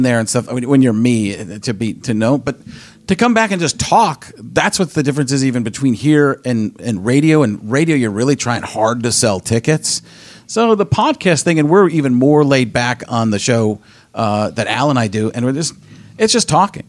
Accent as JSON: {"language": "English", "region": "Midwest", "country": "United States", "said": "I'm from the Midwest"}